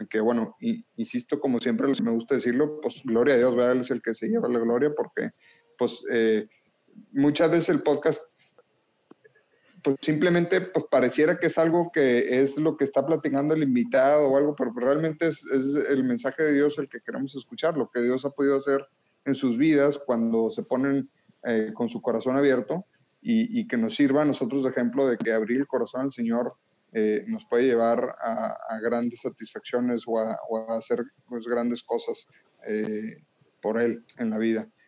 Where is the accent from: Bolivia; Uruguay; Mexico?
Mexico; northern Mexico; accent: norteño; yo que tengo el acento norteño bien marcado